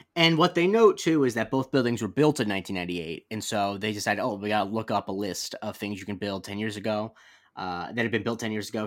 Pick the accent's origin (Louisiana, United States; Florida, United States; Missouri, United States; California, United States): Florida, United States; also born or lived in New York suburbs; now in New York, United States; I have, at this point, lived in New York for almost as long as I lived in Florida